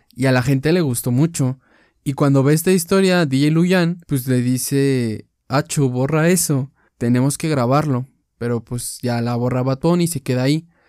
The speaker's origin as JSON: {"language": "Spanish", "country": "Mexico", "said": "soy de México"}